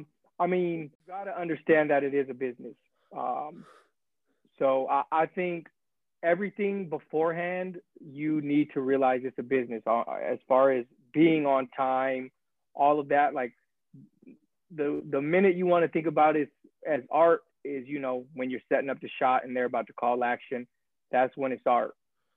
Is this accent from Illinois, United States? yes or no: no; Arizona, United States; I'm a West Coast boy, so like everybody probably knows, I'm from Arizona. So it's not too far from my hometown.